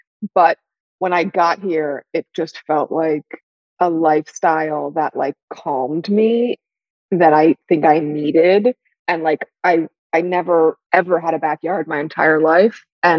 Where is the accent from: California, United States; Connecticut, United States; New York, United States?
New York, United States; New York City; moved away as an adult; now in Los Angeles, United States; I grew up in Brooklyn, yeah.